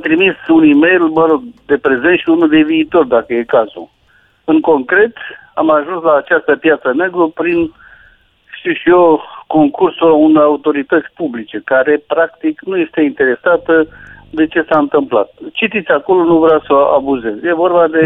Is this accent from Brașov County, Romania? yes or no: no; Buzău, Buzău County, Romania; now in Bucharest, Romania; sunt din Buzău și mănânc covrigi de la domnul Ciolacu